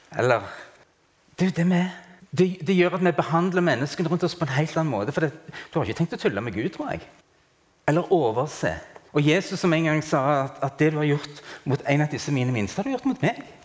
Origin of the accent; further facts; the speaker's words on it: Norway; jeg er norsk og har hatt norsk pass